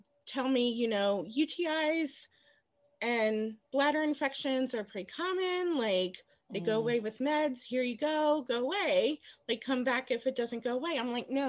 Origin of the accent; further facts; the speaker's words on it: Cincinnati, Ohio, United States; I was born and raised in Cincinnati